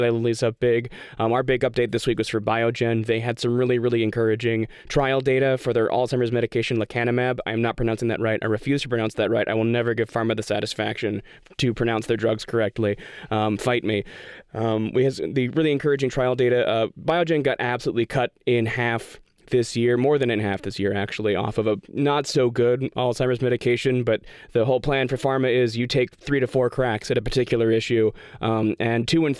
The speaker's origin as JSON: {"language": "English", "region": "Western Australia", "country": "Australia", "said": "We're from Western Australia, which is never been the cool part of Australia until right now."}